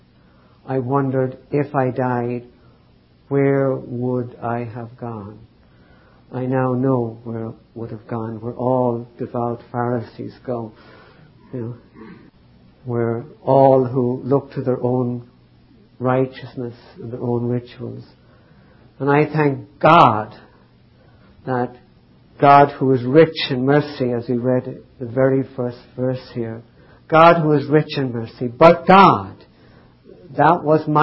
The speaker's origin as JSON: {"language": "English", "country": "Ireland", "tie": "born or raised there", "said": "I grew up in Ireland, highly devout Catholic family"}